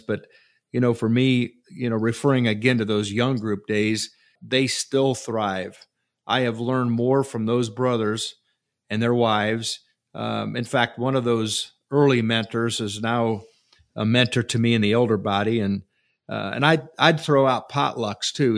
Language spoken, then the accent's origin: English; Francesville, Indiana, United States; growing up in Francisville